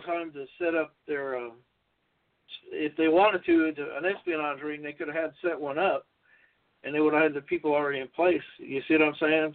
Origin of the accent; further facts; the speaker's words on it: Los Angeles, California, United States; I went to North Hollywood High School. I was born in North Hollywood, California